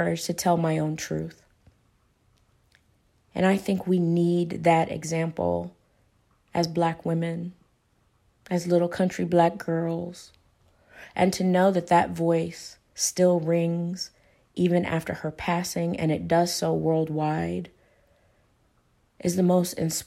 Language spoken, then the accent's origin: English; Paducah, Kentucky, United States; now in Lexington, United States; I'm originally from Paducah, Kentucky, which is about an hour away from Hopkinsville, Kentucky